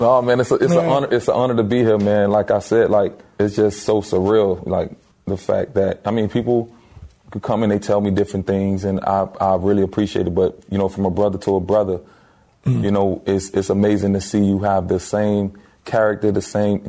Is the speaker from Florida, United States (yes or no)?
yes; Miami, Florida, United States; growing up in Miami, we were fortunate to have a gumball of different cultures